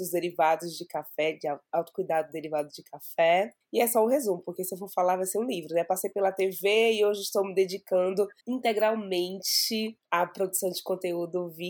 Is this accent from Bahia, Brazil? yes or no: yes; Salvador, Bahia, Brazil; now in São Paulo, Brazil; sou de Salvador, moro aqui em São Paulo há um pouco mais de um ano